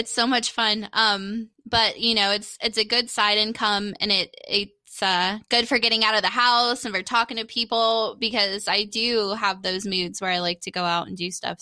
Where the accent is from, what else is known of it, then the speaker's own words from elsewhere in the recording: Daytona Beach, Florida, United States; my dad's a cracker, so he's from Daytona as well. We were born in the same hospital, Halifax in Daytona